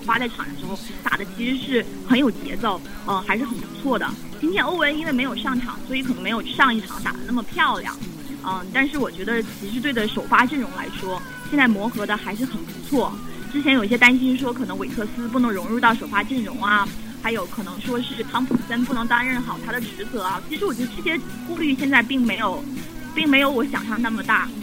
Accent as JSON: {"language": "Chinese", "town": "Harbin", "region": "Heilongjiang", "country": "China", "moved": "as an adult", "lives_now": "Cleveland, United States", "said": "我从北方来的嘛，我是哈尔滨人，所以我其实对克里芬冬天没有那么反感"}